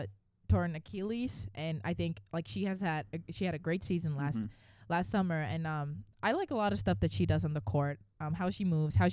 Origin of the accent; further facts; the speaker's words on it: Finland; moved away as an adult; now in Atlanta, United States; I'm from Finland, and yeah, that's northern part of Europe, and came here 4 years ago.